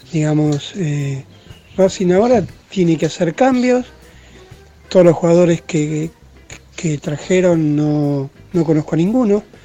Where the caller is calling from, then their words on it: San Fernando, Buenos Aires Province, Argentina; Buenas tardes, Ramiro. … de San Fernando.